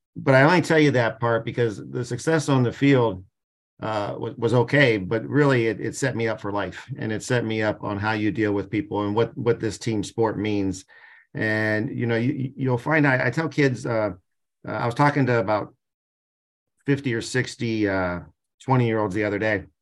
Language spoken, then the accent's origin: English; Canton, Ohio, United States; I'm from Canton, Ohio